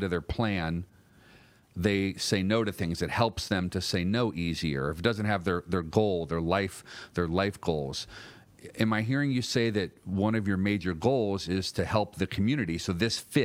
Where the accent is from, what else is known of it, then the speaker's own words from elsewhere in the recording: Cleveland, Ohio, United States; moved away as an adult; now in Los Angeles, United States; I was just some young dude from Cleveland